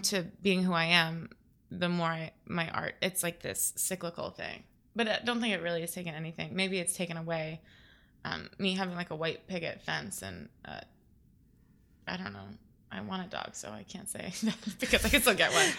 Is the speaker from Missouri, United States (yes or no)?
no; Naples, Florida, United States; I grew up in Florida